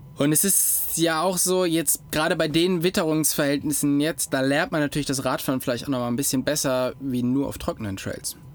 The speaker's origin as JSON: {"language": "German", "town": "Gummersbach", "region": "North Rhine-Westphalia", "country": "Germany", "also_born_or_lived": "Oberfranken", "moved": "yes", "lives_now": "Upper Franconia, Germany", "said": "ich komme nicht direkt aus Köln, sondern ich komme aus Gummersbach, das ist im Oberbergischen"}